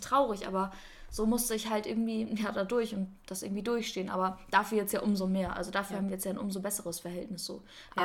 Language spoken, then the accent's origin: German; Kiel, Schleswig-Holstein, Germany; moved away as an adult; now in Stuttgart, Germany; von, von Kiel so nach Stuttgart